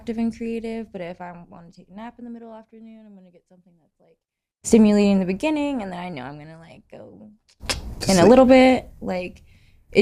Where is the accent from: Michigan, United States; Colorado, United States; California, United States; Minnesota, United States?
Colorado, United States; moved away as an adult; also born or lived in Nevada / New York; I'm born and raised in Colorado.